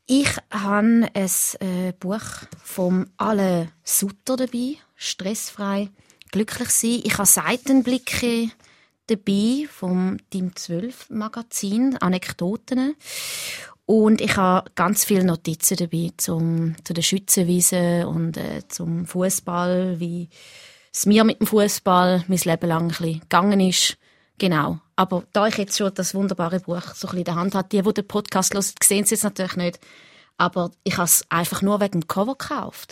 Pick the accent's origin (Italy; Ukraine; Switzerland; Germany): Switzerland; near Schaffhausen, Thurgau; now in Winterthur, Switzerland; Ich bin ja in der Nähe von Schaffhausen aufgewachsen in Richlingen